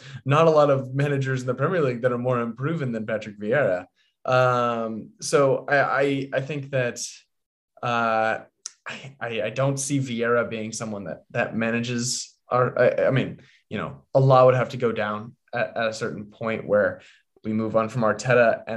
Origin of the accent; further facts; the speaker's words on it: London, United Kingdom; I grew up in London